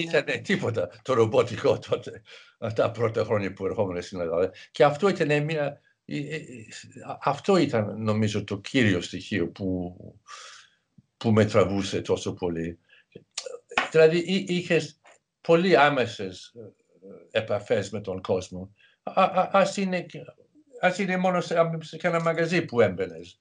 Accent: England, United Kingdom; Greek is a second language; moved away; Μεγάλωσα στην επαρχία στην Αγγλία

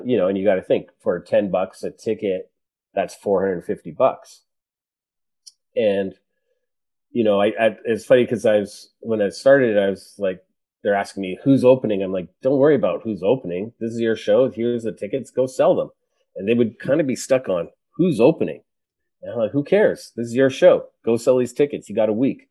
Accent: Edmonton, Alberta, Canada; I grew up in Edmonton

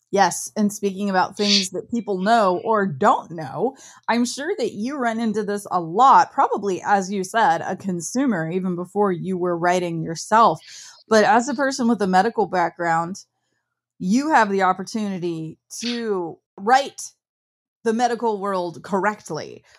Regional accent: Midwest, United States; I grew up in the Midwest

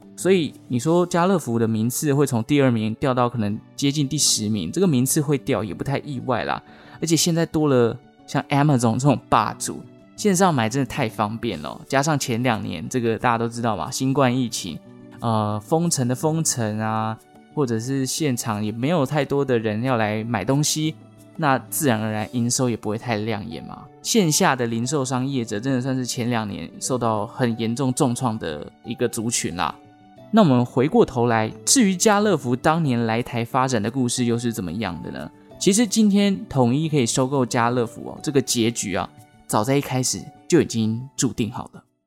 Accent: Taichung, Taiwan; 因为我是台中人，所以我对大买家比较有印象

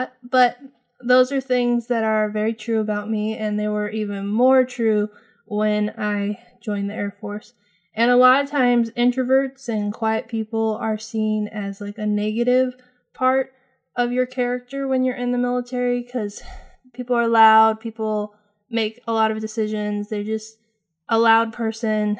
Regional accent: California, United States; moved away as an adult; also born or lived in New Mexico; I moved from California in my hometown, which I had never lived outside of, and moved to New Mexico

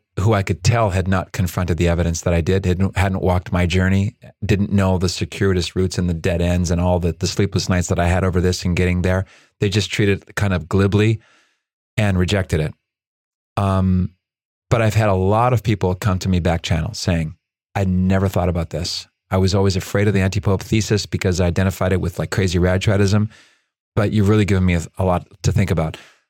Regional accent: Chile; born there; I was born in Chile.

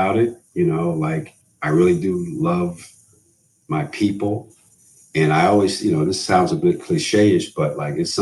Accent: New York, United States; I grew up in New York

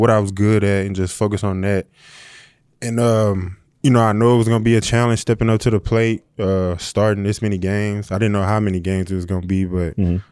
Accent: St. Louis, Missouri, United States; moved away; I'm from St. Louis

